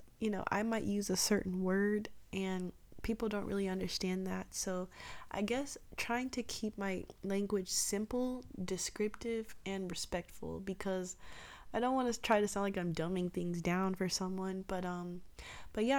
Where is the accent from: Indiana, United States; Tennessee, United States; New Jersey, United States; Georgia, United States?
Georgia, United States; Atlanta; I grew up in Atlanta